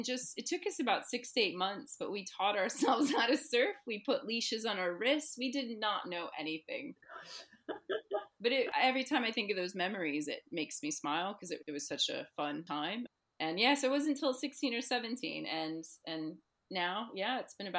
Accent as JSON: {"language": "English", "region": "New Jersey", "country": "United States", "tie": "born or raised there", "also_born_or_lived": "Bristol Channel, United Kingdom", "moved": "as an adult", "lives_now": "United Kingdom", "said": "growing up in New Jersey and growing up near the Atlantic coastline"}